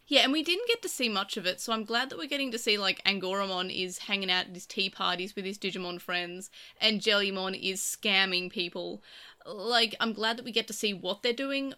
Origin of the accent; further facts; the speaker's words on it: Australia; I'm Australian.